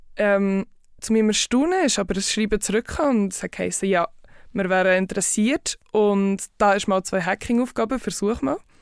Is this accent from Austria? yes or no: no; Bern area, Switzerland; also born or lived in Zurich; Ich komme aus Bern, Umgebung und arbeite im Moment in Zürich bei Group Security.